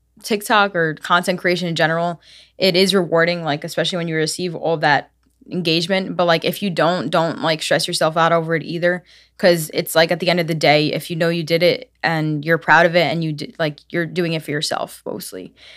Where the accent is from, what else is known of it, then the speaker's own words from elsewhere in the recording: Brooklyn, New York, United States; Yes, Brooklyn, actually.